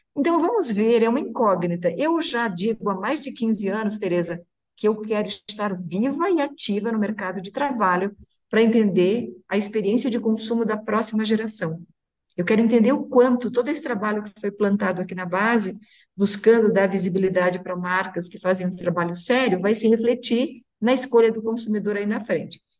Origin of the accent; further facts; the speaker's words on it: Santa Catarina, Brazil; Fico muito orgulhosa de ser de Santa Catarina